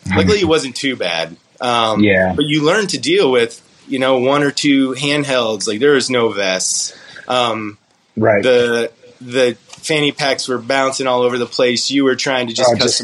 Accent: Colorado, United States; "Where are you from?" I'm like, "Colorado."

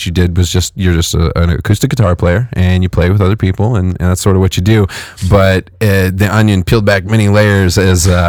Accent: Fresno, California, United States; I'm from Fresno. Okay. Fresno, California

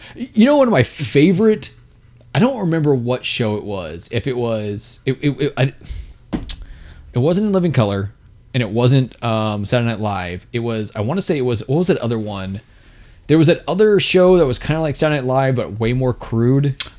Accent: Texas, United States; we're both from Texas

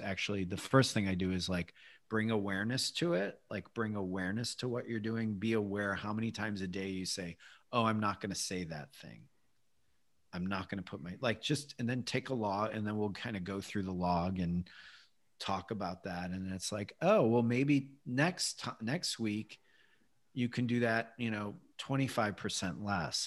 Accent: Midwest, United States; as a boy growing up in the Midwest

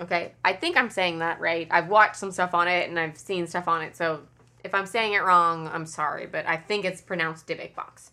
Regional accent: Kentucky, United States; I'm from Kentucky and I live in Kentucky

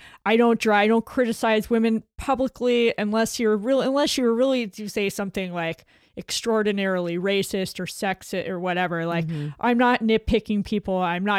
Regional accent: New York, United States; I'm a New Yorker and I know a con when I see one

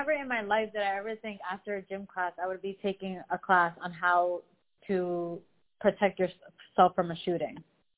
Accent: United States; also born or lived in Los Angeles, United States; now in Miami, United States; sometimes I'm embarrassed to say that I'm American

